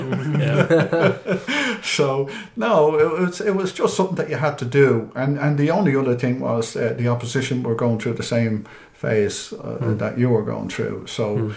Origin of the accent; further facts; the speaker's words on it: Dublin, Leinster, Ireland; I grew up in East Wall, where Liam was legendary at the time when I was growing up.